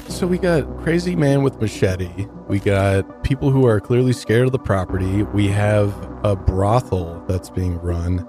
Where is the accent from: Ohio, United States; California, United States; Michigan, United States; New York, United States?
Michigan, United States; Detroit; now in Denver, United States; I'm from Detroit